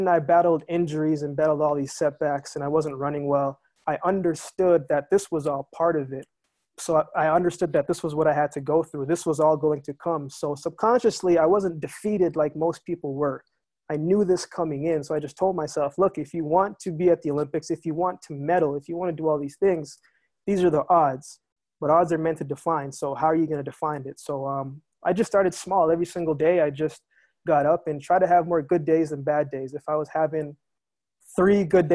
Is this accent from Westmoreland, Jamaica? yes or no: yes; Savanna-la-Mar, Westmoreland, Jamaica; now in Calgary, Canada; I was born in Savlamar, Jamaica, but I also spent a lot of time in Westmoreland.